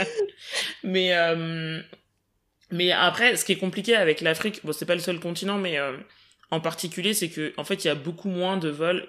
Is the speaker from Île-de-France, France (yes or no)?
yes; Paris, Île-de-France, France; je suis né à Paris, j'ai grandi en île de france